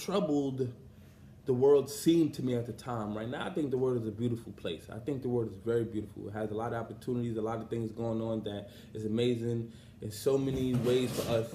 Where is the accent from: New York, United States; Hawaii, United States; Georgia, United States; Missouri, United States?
New York, United States; New York City; I'm from Brownsville, and at the time I was living in my mom's crib